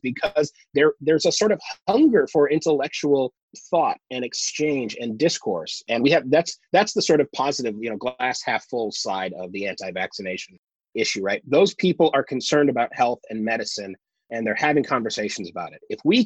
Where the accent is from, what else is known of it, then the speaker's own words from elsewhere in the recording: Michigan, United States; where I grew up in Michigan